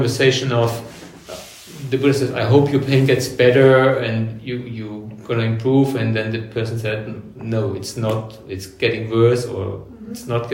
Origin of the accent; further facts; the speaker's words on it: Germany; moved away as an adult; also born or lived in Cairns, Australia; now in Australia; I was born in Germany, born in 1965.